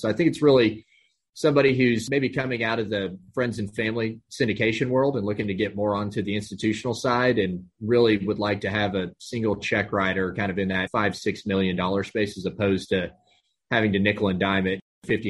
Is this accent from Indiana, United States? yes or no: no; Amarillo, Texas, United States; moved away as an adult; also born or lived in Austin, Texas; now in Houston, United States; based here in Houston, Texas. Born and raised in North Texas, up in Amarillo, went to school, University of Texas in Austin.